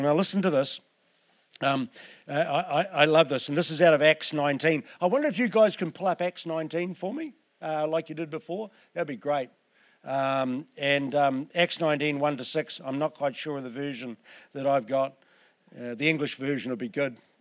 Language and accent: English; Southland, New Zealand; I'm from Southland